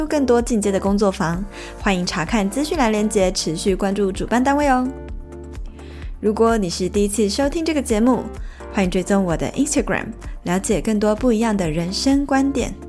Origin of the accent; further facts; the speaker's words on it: Taipei, Taiwan; 嗯哼，我也是土生土长的台北人，北部人，